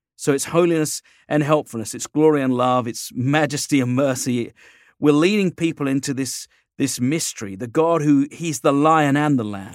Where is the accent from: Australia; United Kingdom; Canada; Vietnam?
United Kingdom; England; moved away as an adult; now in United States; living here as an Englishman